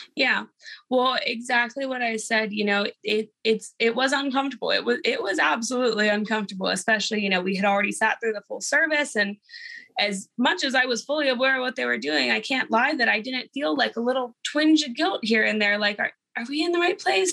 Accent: Houston, Texas, United States; also born or lived in Austin, Texas; I'm from Austin, Texas, born and raised in Houston

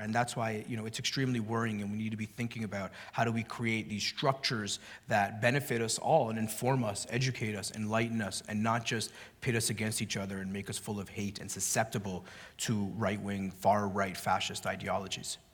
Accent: Canada; the welfare state where I grew up in Canada

